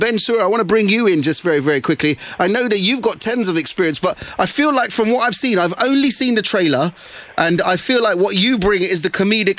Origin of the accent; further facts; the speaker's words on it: Harrow, London, United Kingdom; also born or lived in Southall; our hometown of Southall, although I grew up in Harrow